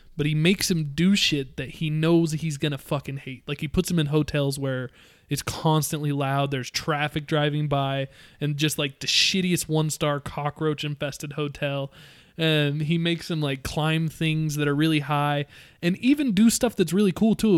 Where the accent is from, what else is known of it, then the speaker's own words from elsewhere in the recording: Utah, United States; We're all from Utah